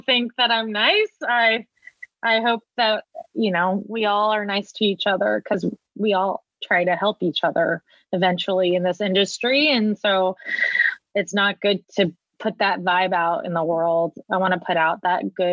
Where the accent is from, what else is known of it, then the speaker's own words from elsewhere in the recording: Orange County, Southern California, United States; I was born and raised in Southern California. I grew up in Orange County